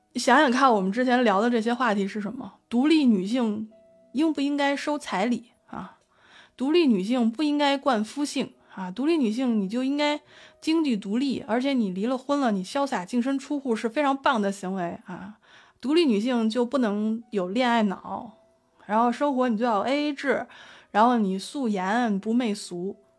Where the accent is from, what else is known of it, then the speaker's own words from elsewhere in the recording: China; 作为一个中国人